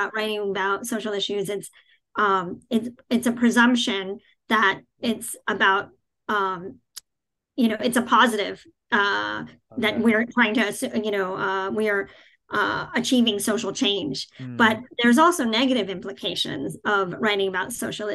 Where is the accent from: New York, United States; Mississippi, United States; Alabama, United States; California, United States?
New York, United States; New York City; moved away; also born or lived in New Jersey; I grew up in Queens, in New York City, in a very diverse, you know, I grew up in the most diverse county in the country